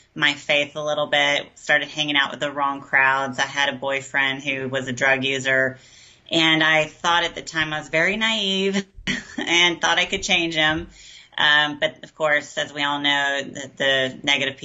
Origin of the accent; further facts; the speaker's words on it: Garland, Texas, United States; moved away as an adult; now in Austin, United States; I was raised outside of Dallas in a really good home